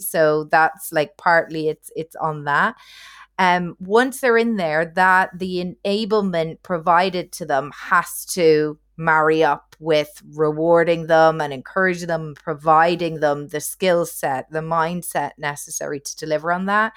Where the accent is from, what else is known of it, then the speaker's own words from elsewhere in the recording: Ireland; accent: Irish; also born or lived in near London, United Kingdom / Asia; now in London, United Kingdom; I'm originally Irish, as you can hopefully tell from the accent